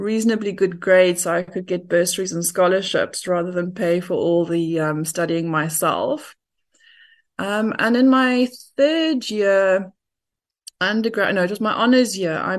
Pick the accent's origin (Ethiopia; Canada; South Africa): South Africa; Durban, KwaZulu-Natal; born there; I was born in Durban.